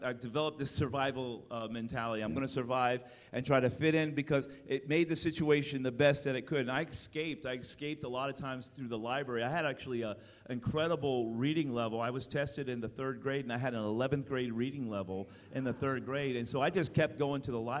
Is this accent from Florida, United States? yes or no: yes; Miami, Florida, United States; I was born in Miami, Florida.